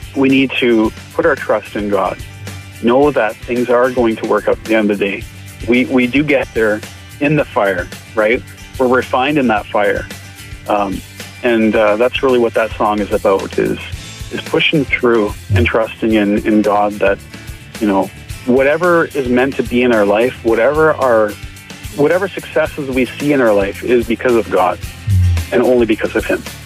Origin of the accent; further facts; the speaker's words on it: Barrie, Ontario, Canada; moved away as an adult; now in Alberta, Canada; I grew up in Barrie, Ontario